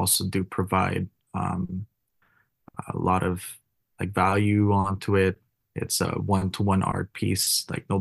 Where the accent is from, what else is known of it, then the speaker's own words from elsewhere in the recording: Philippines; now in Vancouver, Canada; my home country